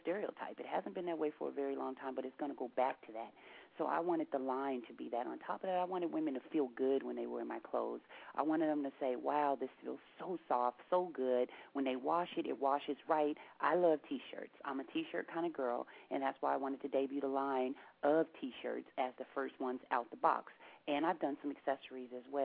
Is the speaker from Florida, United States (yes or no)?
no; Seattle, Washington, United States